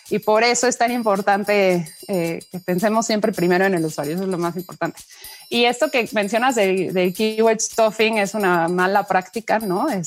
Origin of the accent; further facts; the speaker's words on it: Mexico; Soy mexicana, pero bueno, de descendencia alemana.